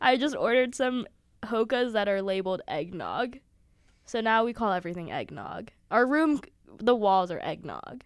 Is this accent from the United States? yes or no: yes; Sewickley, Pennsylvania, United States; moved away as an adult; I'm from Pittsburgh, Pennsylvania, Swickley, to be specific